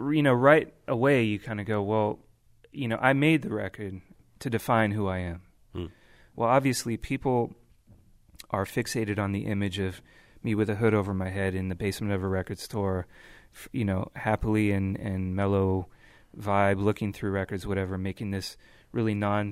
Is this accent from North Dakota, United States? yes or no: no; California, United States; growing up in the Bay Area, driving around, everybody's really excited about the hyphy movement